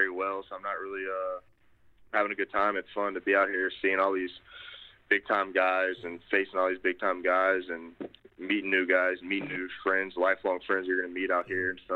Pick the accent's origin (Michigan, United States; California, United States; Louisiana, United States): Louisiana, United States; Baton Rouge; we're both from Baton Rouge